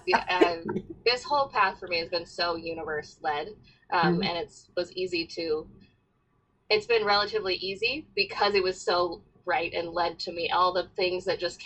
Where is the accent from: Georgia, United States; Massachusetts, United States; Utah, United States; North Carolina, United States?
North Carolina, United States; I'm from North Carolina at Chapel Hill.